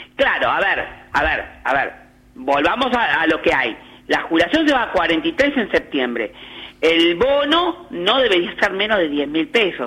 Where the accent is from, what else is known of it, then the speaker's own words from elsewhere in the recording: Argentina; a mí como argentino